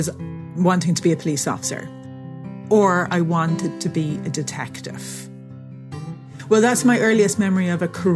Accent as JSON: {"language": "English", "country": "Ireland", "tie": "born or raised there", "also_born_or_lived": "England", "said": "I was born in England and we lived there till I was about 7. And then we moved to Ireland, which is where my parents are from"}